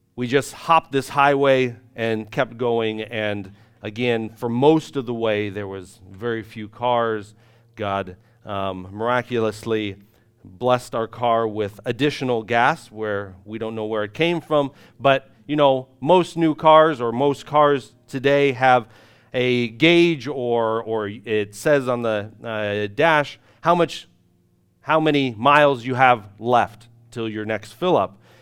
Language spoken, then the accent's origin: English; United States; moved away as an adult; now in Irpin, Ukraine; us being ignorant American missionaries